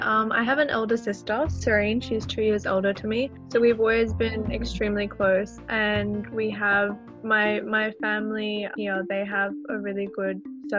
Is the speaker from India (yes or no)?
yes; Chandigarh, India; now in Sydney, Australia; when I moved from Sydney to Chandigarh, I was only 8 years old. So my sister and I were put in a very interesting situation, but we became so comfortable and we fell in love with India.